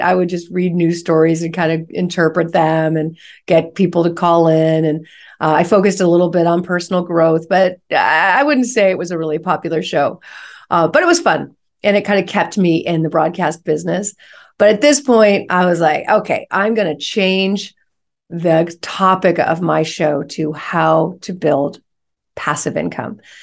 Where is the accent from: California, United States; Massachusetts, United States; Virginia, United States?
California, United States; San Francisco Bay Area; I'm from the San Francisco Bay Area